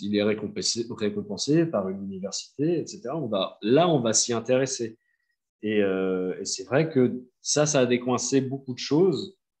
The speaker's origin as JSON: {"language": "French", "country": "France", "said": "en tant que Français"}